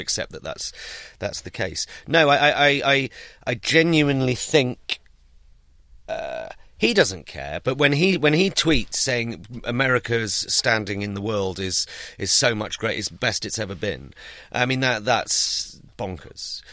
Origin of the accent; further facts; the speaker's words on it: United Kingdom; I'm British and I am a political satirist